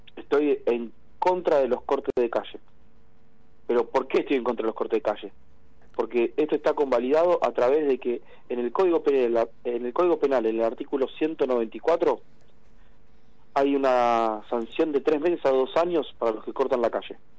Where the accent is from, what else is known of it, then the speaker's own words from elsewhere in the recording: Argentina; somos muchos los argentinos